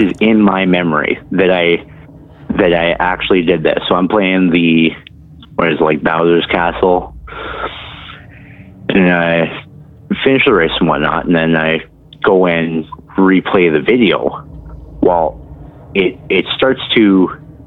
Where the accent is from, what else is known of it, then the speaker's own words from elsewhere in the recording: Ontario, Canada; I'm from Ontario, Canada